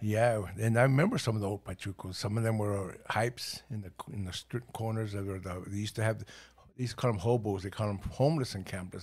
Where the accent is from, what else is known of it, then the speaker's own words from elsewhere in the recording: Los Angeles, California, United States; English is a second language; also born or lived in El Paso, Texas / Ciudad Juárez, Mexico / Watts / San Gabriel Valley; I was born in El Paso, Texas, but we were from Juaritos, the other side. And two years old, we ended up in Los Angeles.